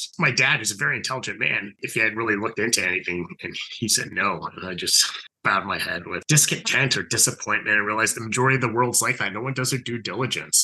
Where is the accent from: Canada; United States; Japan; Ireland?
Canada; Ottawa, Ontario; also born or lived in Cambridge, Ontario; I was born in Southern Ontario, so in a city called Cambridge, and moved to Ottawa when I was three. So essentially spent most of my life here